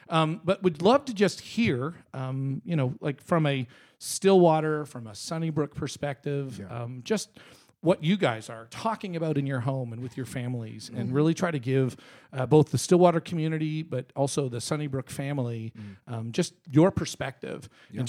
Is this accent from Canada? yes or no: yes; Canada; now in United States; First of all, I'm from Canada, so I always feel like I'm a bit of an outsider on everything.